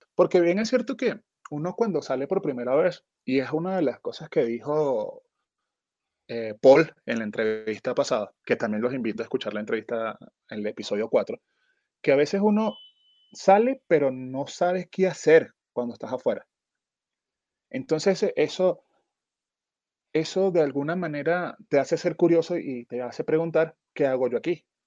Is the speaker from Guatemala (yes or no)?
no; Venezuela; en Venezuela nosotros no usamos la palabra